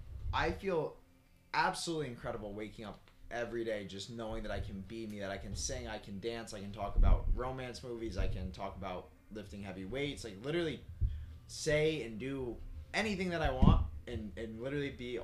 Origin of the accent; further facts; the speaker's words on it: Guilderland, New York, United States; we come from Gilderland, New York. And it's like, we're in Gilderland, New York